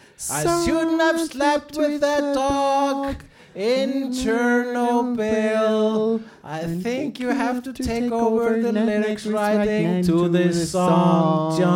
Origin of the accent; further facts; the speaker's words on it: Iceland; I'm Icelandic.